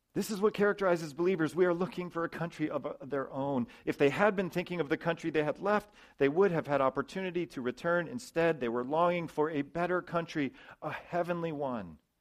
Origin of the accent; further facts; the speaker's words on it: United States; I'm a citizen of the U.S., I'm an American